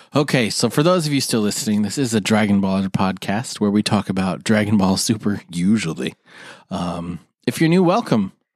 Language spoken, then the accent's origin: English; United States; We're American